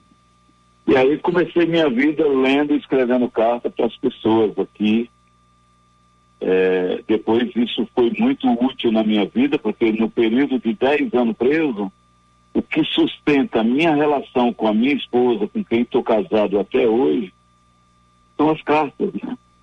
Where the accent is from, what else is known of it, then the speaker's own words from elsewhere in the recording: Ceará, Brazil; now in São Paulo, Brazil; na minha terra natal, Ceará